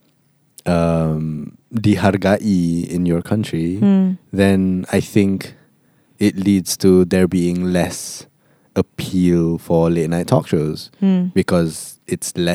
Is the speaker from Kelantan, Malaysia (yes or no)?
yes; Kelantan, Malaysia; I was born in Kelantan